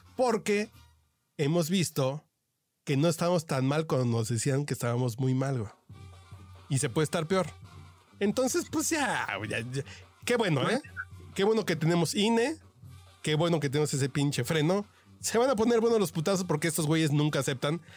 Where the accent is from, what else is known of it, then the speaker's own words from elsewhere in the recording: Mexico City, Mexico; Yo soy un troglodita de Tacubaya